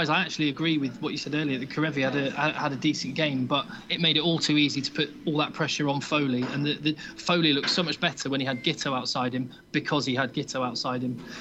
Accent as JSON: {"language": "English", "country": "Australia", "said": "as an Aussie, what Eddie Jones has done is actually created a really English identity"}